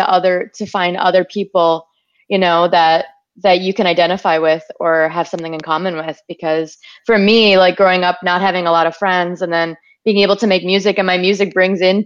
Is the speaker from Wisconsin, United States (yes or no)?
yes; Wisconsin, United States; my experience growing up in Wisconsin in the woods.